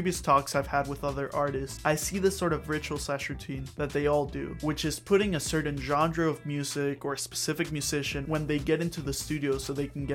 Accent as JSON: {"language": "English", "country": "Mexico", "moved": "yes", "said": "my home country"}